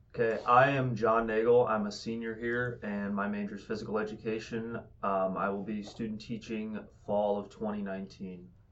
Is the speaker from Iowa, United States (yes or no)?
yes; Fort Madison, Iowa, United States; I'm from Fort Madison, Iowa